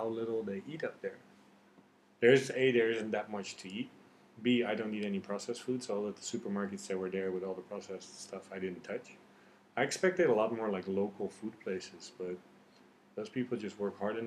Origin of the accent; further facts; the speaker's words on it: Netherlands; moved away as an adult; also born or lived in Iran; now in Vietnam; I grew up in Holland. I have Persian genes or Persian genetics. But I lived in Dutch environment